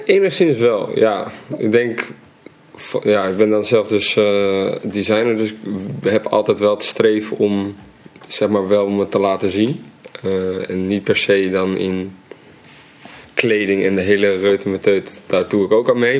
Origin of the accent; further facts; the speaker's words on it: Amsterdam, North Holland, Netherlands; In Amsterdam-Oost, ehm, in de Watergasmeer.